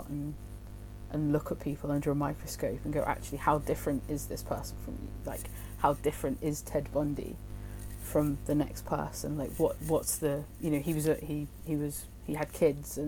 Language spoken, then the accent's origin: English; Hereford, West Midlands, United Kingdom; I grew up in Hereford, which is literally like a couple of towns along from Gloucester